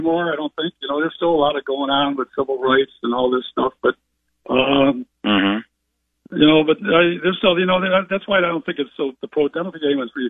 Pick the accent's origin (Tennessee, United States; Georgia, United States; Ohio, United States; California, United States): Ohio, United States; Cleveland; growing up in West Park of Cleveland, Ohio